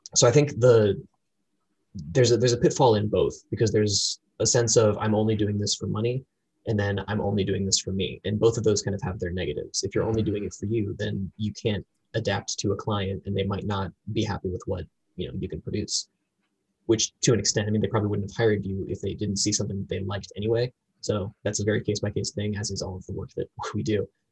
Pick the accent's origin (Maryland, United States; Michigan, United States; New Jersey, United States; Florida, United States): Florida, United States; moved away as an adult; also born or lived in North Carolina; now in Washington, D.C., United States; I was raised in Florida